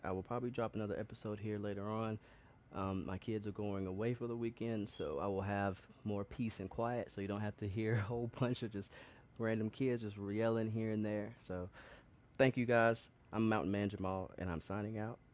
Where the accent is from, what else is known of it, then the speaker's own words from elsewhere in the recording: Birmingham, Alabama, United States; moved away as an adult; also born or lived in New York; I come from Birmingham, Alabama